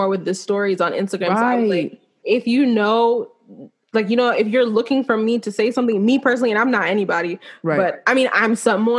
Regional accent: Nigeria; I'm Nigerian.

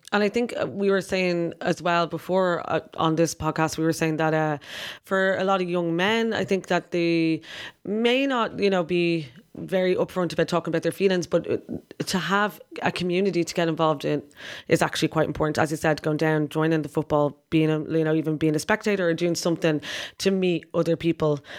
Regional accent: Ireland; we're Irish

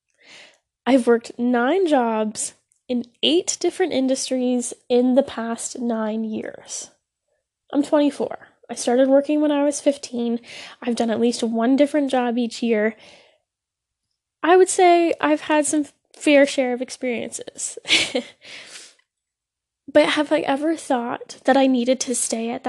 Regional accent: Ontario, Canada; I am Canadian, I live in Ontario

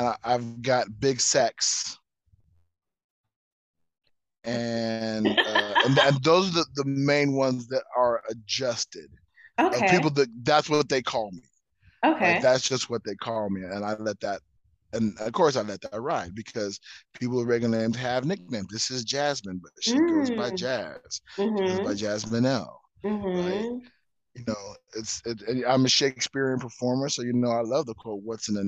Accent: Southern California, United States; now in Las Vegas, United States; Born and raised in Southern California, current Vegas negative.

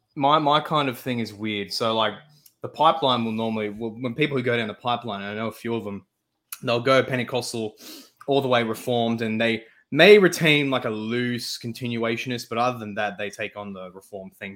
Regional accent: Australia; I am an Australian

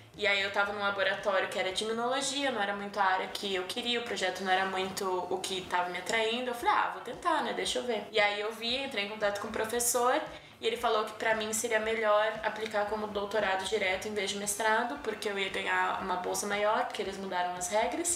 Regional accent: São Paulo, Brazil; moved away as an adult; also born or lived in Boston; now in Toronto, Canada; eu sou de São Paulo

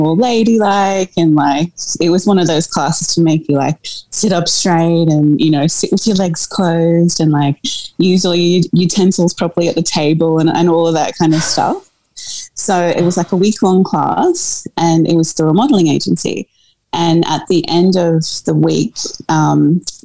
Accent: Australia; also born or lived in South Africa; I was born in South Africa and moved to Australia when I was a baby with my family.

